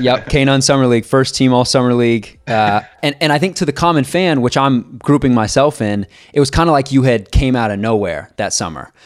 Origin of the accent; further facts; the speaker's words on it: Kansas City, United States; growing up in Kansas City